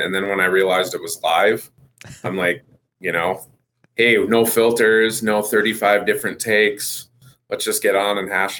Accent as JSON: {"language": "English", "region": "North Dakota", "country": "United States", "tie": "born or raised there", "also_born_or_lived": "Aberdeen, South Dakota", "moved": "as an adult", "lives_now": "Colorado Springs, United States", "said": "I'm originally grew up in North Dakota, but I currently live and reside in Colorado Springs, Colorado."}